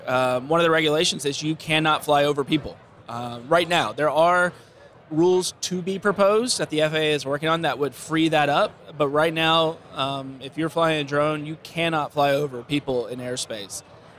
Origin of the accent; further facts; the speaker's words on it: Texas, United States; But my home state of Texas, they have one of the most restrictive drone laws in the country.